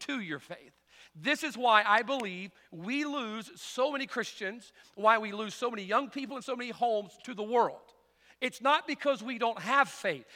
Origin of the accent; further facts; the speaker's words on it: the Bible Belt, United States; growing up in the Bible Belt.